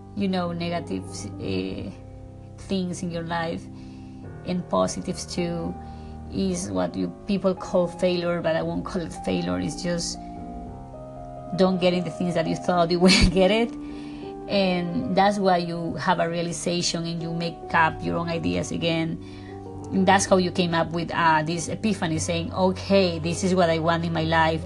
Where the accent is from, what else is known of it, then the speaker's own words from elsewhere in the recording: Ecuador; English is a second language; now in Beverly Hills, United States; I am from Ecuador. I live in Beverly Hills. My accent is very thick.